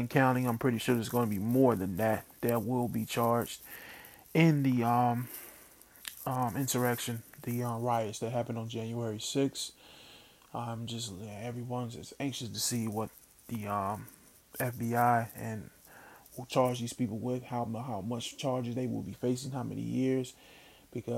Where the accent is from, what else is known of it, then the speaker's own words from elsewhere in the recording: Mississippi, United States; now in Philadelphia, United States; I grew up in Mississippi, because we didn't have that kind of weather